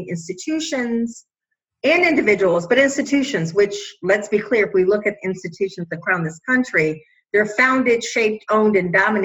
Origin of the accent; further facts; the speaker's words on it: Chicago, Illinois, United States; I am from Chicago originally, a lower middle class family.